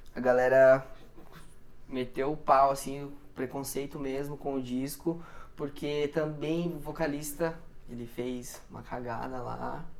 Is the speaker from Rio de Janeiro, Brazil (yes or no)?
no; Curitiba, Paraná, Brazil; Sou de Curitiba.